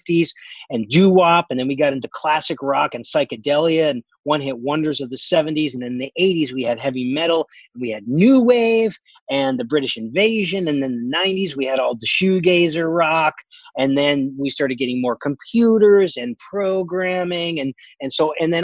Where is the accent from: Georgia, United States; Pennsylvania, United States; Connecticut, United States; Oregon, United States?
Connecticut, United States; moved away; I'm the kid from Connecticut